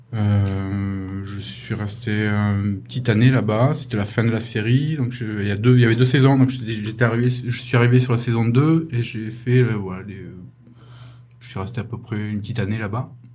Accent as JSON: {"language": "French", "country": "France", "also_born_or_lived": "London", "moved": "as an adult", "said": "je suis rentré chez moi, mais j'ai continué à travailler pour 2002 chez moi, en France."}